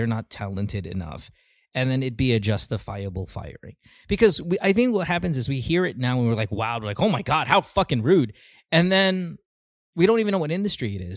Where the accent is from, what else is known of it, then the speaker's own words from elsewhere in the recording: Philippines; moved away as an adult; now in United States; I'd say the majority of my life in the Philippines